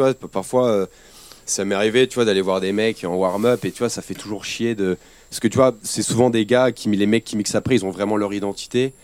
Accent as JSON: {"language": "French", "town": "Aix-en-Provence", "region": "Provence-Alpes-Côte d'Azur", "country": "France", "said": "je suis d'Aix-en-Provence"}